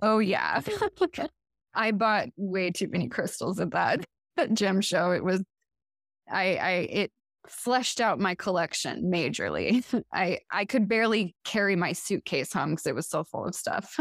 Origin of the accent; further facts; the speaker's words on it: Portland, Oregon, United States; now in Chicago, United States; from Portland, Oregon, which is where I had grown up.